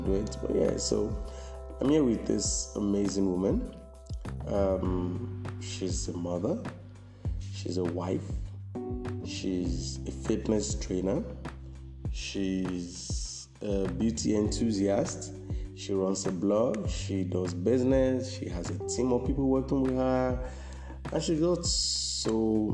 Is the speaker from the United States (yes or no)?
no; Nigeria